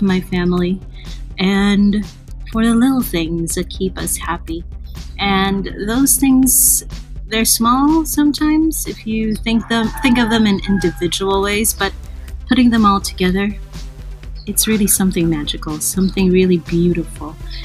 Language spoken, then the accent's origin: English; Calabarzon, Philippines; I'm from the Philippines, and I'm from that area where ever since the start of January 2020, it's been really challenging. Like, we're near the Taal volcano